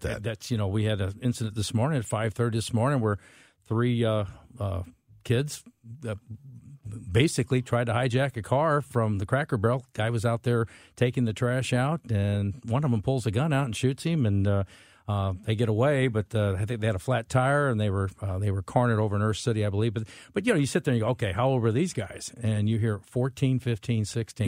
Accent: St. Charles, Missouri, United States; when I grew up in St. Charles

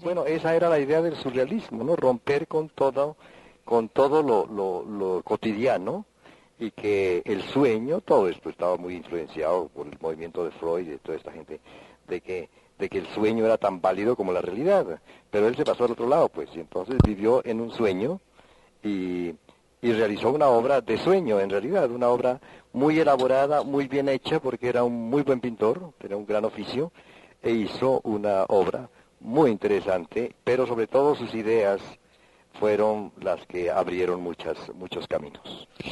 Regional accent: Popayán, Cauca, Colombia; siendo de Popayán

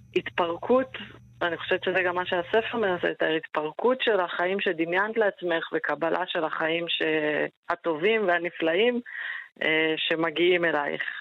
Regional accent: Jerusalem, Jerusalem District, Israel; אני ירושלמית, חגגתי השנה 40. אני חיה עם בת הזוג שלי הילה בארנונה, בירושלים

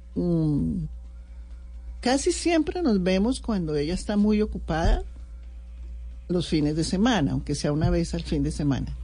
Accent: Colombia; yo fui admiradora profunda del M19 como muchos colombianos

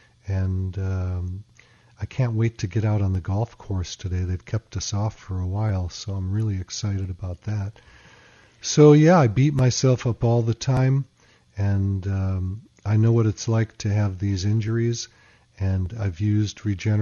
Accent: Chicago, Illinois, United States; I grew up in Chicago

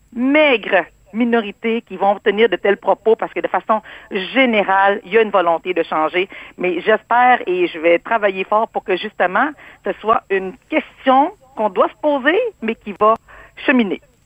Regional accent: Quebec City, Quebec, Canada; also born or lived in Cambodia; Moi, je suis née au Cambodge. C'était le génocide. On a fui un pays et le Québec nous a accueillis.

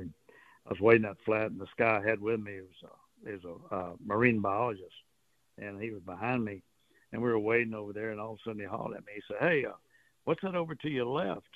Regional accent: Port Arthur, Texas, United States; I grew up with them around Port Arthur

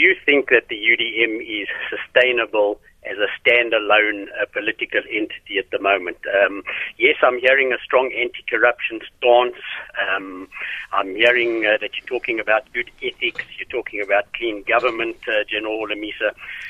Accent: Eastern Cape, South Africa; also born or lived in Stutterheim, South Africa; now in Johannesburg, South Africa; I'm formerly from the Eastern Cape. I lived in Staterheim for quite a while. Now I'm living in Joburg

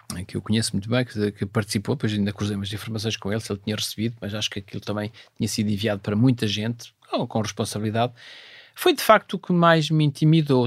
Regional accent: Vila Nova de Cerveira, Norte, Portugal; moved away; lá da minha terra, Vila Nova Cerveira

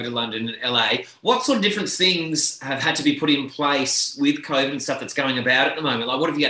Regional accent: Tasmania, Australia; moved away; my hometown down in Tassie

